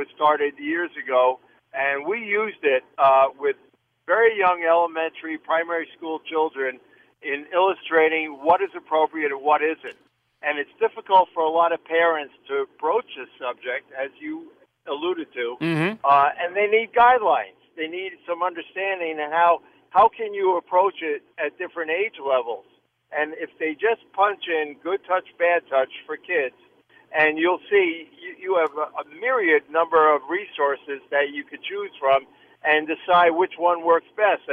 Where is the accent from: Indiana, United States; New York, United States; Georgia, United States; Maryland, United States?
New York, United States; New York City; We were growing up in New York City area back in the 50s